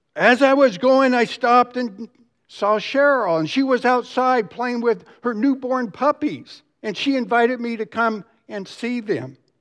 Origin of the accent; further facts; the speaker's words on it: Dallas, Texas, United States; I grew up here in Dallas